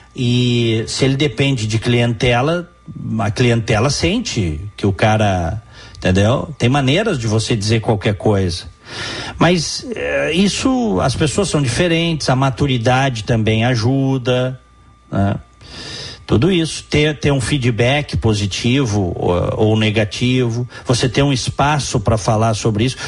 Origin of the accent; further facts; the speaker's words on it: Rio Grande do Sul, Brazil; tá falando um gaúcho, tá? Que ama o seu estado e a sua cidade